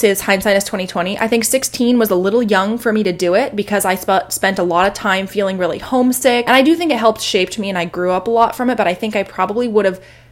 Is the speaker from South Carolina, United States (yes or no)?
no; Portland, Oregon, United States; moved away; I'm from Portland